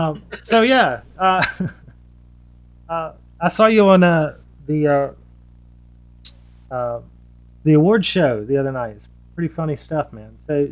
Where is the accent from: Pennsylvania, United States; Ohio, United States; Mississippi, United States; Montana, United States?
Mississippi, United States; Laurel; now in Hattiesburg, United States; I'm from Laurel, or So-So, but it's essentially Laurel, which is right up the road from Hattiesburg. And I moved to Hattiesburg a year ago.